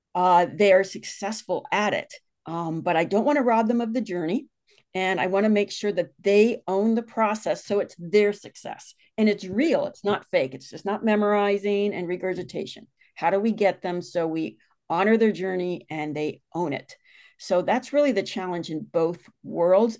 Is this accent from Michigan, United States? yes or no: no; Westerville, Ohio, United States; I grew up in Ohio mm-hmm. and moved to a little town called Westerville